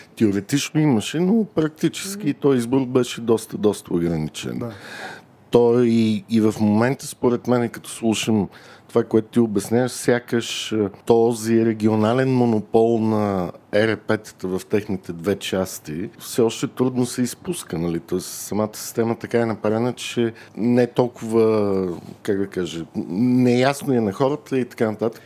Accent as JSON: {"language": "Bulgarian", "country": "Bulgaria", "said": "ние като българи"}